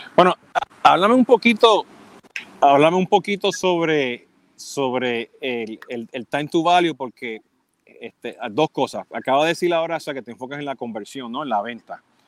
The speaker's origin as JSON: {"language": "Spanish", "country": "Puerto Rico", "moved": "yes", "lives_now": "Miami, United States", "said": "siendo puertorriqueño"}